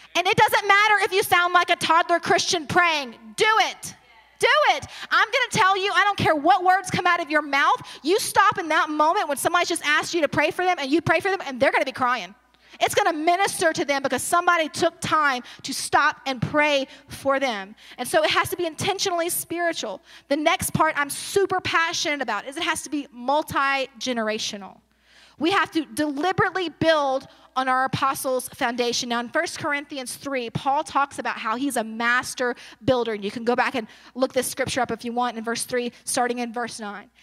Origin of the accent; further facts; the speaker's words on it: Baton Rouge, Louisiana, United States; moved away; I'm originally from Baton Rouge, but I transplanted here